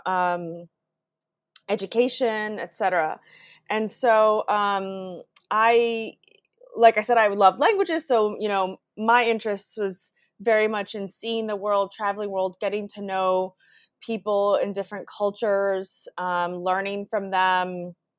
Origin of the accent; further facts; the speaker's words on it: United States; also born or lived in Brazil; moved to the U.S. when I was two years old. So I grew up in the U.S. and did all my schooling here